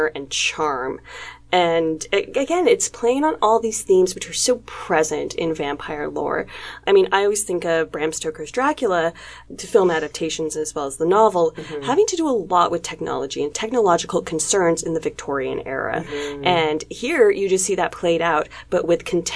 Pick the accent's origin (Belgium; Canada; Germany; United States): Canada; we are from Canada. We're based in Toronto.